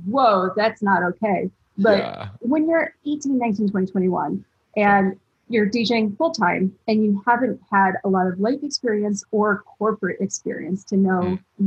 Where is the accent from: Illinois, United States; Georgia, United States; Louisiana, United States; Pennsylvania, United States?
Illinois, United States; Chicago; growing up in Chicago